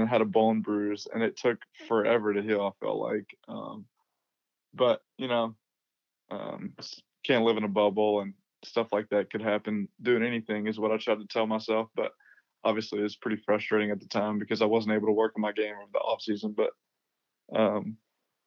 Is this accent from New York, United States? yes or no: no; Little Rock, Mississippi, United States; growing up in Mississippi